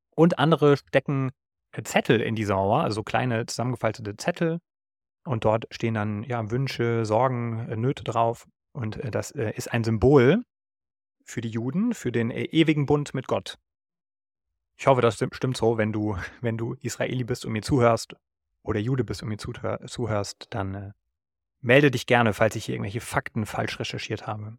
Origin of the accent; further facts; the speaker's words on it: Germany; ich kann nichts dafür, wo ich geboren wurde, aber ich bin nun mal Deutscher